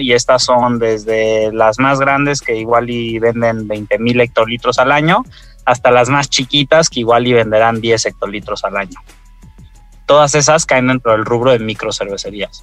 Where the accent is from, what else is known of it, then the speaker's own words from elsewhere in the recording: Mexico; somos mexicanos